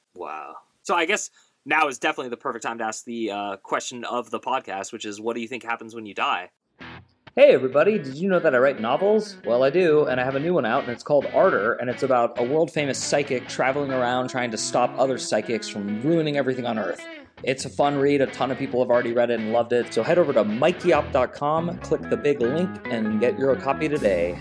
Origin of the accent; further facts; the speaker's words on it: Bay Area, California, United States; moved away as an adult; also born or lived in Pittsburgh; growing up in the Bay Area